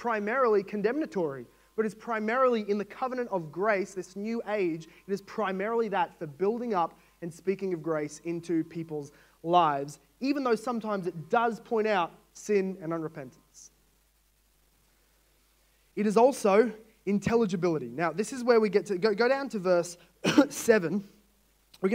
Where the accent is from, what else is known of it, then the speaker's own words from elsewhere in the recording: Australia; As an Australian